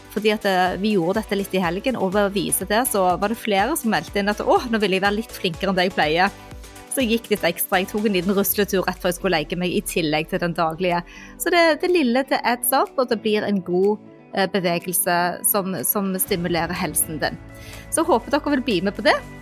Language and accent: Norwegian; Stavanger, Rogaland, Norway; now in Oslo, Norway; min hjemby Stavanger